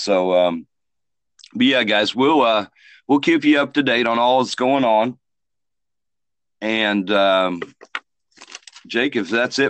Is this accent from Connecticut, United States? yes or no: no; Muncie, Indiana, United States; moved away; my hometown, Muncie, Indiana.